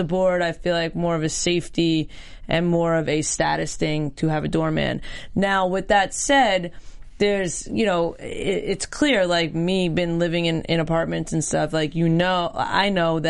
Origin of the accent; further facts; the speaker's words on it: New York, United States; growing up in New York and being around New York a lot